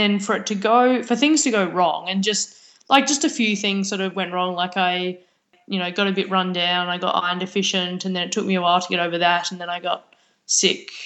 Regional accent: Australia; also born or lived in Victoria; as an Australian, especially as an Australian athlete

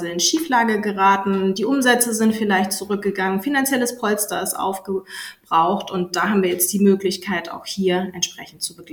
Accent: Schleswig-Holstein, Germany; ich bin …, gebürtige Dittmarscherin, mittlerweile seit über 13 Jahren hier in Meldorf im Gründungs- und Technologiezentrum CAT. Bin ein Kind der Westküste

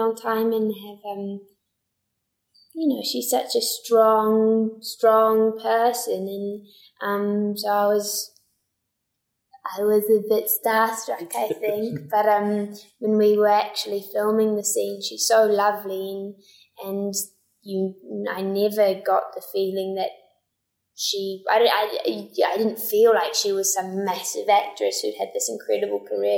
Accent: New Zealand; accent: New Zealand; I'd only use my New Zealand accent for when I got home

